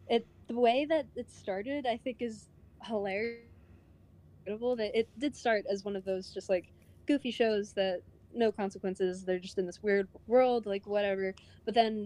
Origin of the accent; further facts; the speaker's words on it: Charlotte, North Carolina, United States; also born or lived in Savannah, Georgia; I'm actually from Charlotte, North Carolina